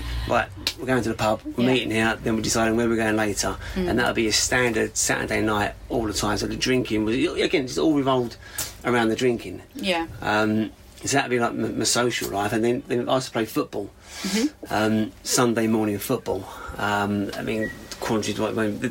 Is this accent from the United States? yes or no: no; Wickford, East of England, United Kingdom; I grew up in Wickford